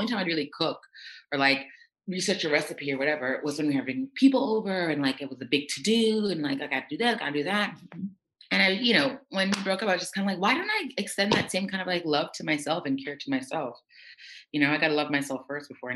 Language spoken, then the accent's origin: English; New York City, New York, United States; also born or lived in Jamaica; now in Paris, France; I'm from the States, but I was born in Jamaica. My family's Jamaican. I moved to the States when I was 4 years old, to New York City when I was 4 years old.